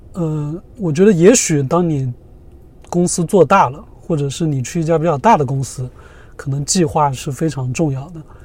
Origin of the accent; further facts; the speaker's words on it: Zhejiang, China; moved away as an adult; also born or lived in San Diego, United States; 我也是浙江人嘛